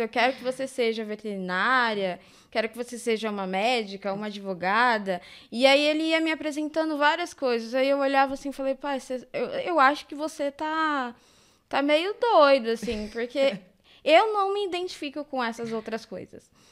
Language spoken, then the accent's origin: Portuguese; São Paulo, Brazil; E eu, desde sempre, eu morei aqui. Eu nasci aqui, né, no Campo Limpo.